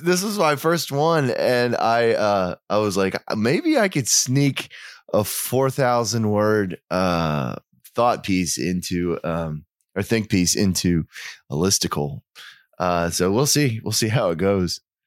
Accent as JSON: {"language": "English", "region": "Oklahoma", "country": "United States", "tie": "born or raised there", "also_born_or_lived": "Europe", "said": "I grew up in Oklahoma. I, li- I live there now, but I've lived in Europe"}